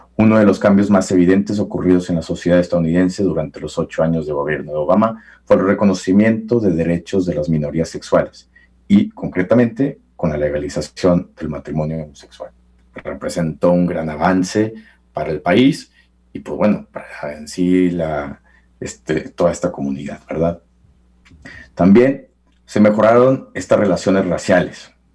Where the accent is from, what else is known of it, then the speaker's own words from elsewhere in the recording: Mexico; a nosotros como mexicanos